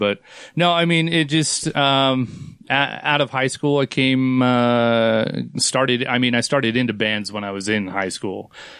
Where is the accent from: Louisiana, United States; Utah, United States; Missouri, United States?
Utah, United States; Farmington; also born or lived in San Diego, California / Provo, Utah; Davis County, Farmington.